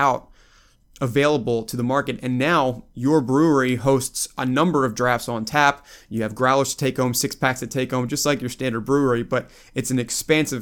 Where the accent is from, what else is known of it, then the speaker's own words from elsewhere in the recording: Baltimore, Maryland, United States; now in Virginia, United States; I grew up in Baltimore. I now live in Virginia